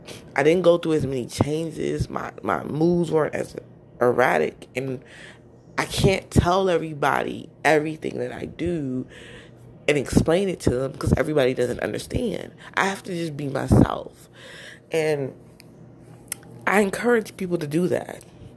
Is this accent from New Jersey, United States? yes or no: yes; New Jersey, United States; accent: Jersey; also born or lived in Florida; I lost my Jersey accent when I was living with my mom, my adoptive mother, in Florida. And I tried to get it back a little bit.